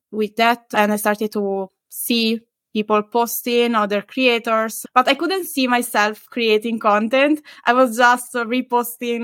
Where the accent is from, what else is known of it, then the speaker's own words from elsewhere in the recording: Italy; English is a second language; moved away as an adult; also born or lived in Glasgow / Lisbon / Paris; now in Madrid, Spain; I'm Italian